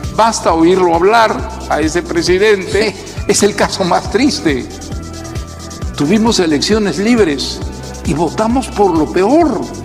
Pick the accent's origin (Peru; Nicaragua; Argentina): Peru; yo como peruano